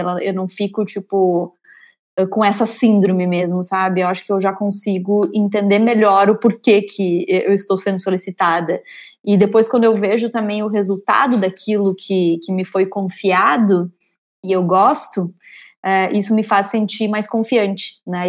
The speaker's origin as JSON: {"language": "Portuguese", "town": "São Miguel do Oeste", "region": "Santa Catarina", "country": "Brazil", "also_born_or_lived": "Porto Alegre", "moved": "as an adult", "said": "eu venho do interior de Santa Catarina, de uma cidade chamada São Miguel do Oeste. Eu fui com 18 anos é, para Porto Alegre"}